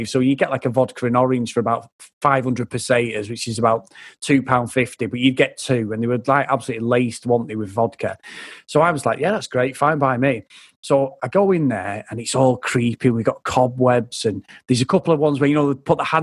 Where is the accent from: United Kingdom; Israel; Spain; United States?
Spain; Benidorm, Valencian Community; I grew up in Spain. I grew up in Benidorm. Like you know, I know it's a, it's a proper shithole, but we grew up there as kids.